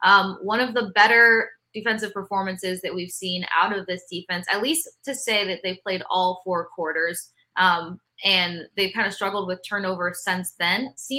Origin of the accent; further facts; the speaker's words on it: Tampa, Florida, United States; I grew up in Tampa.